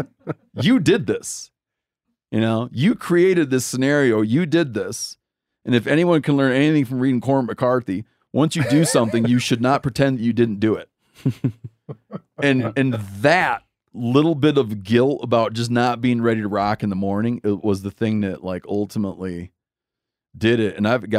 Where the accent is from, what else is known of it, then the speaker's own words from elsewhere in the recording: Michigan, United States; born there; well, actually I was born in Michigan.